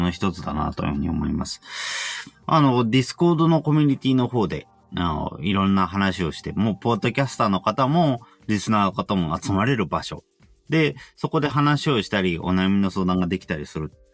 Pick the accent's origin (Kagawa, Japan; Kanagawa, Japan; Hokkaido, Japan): Kanagawa, Japan; Yokohama; 自分は横浜